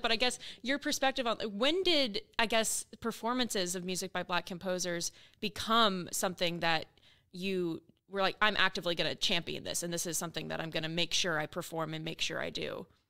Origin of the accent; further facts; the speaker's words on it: Oklahoma, United States; moved away; I grew up in, I grew up in Oklahoma